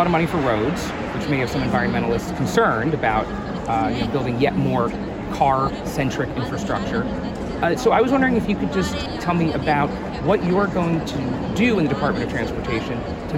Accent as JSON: {"language": "English", "region": "New York", "country": "United States", "also_born_or_lived": "Washington, D.C.", "moved": "as an adult", "said": "I'm from New York, and I lived in D.C. for many years"}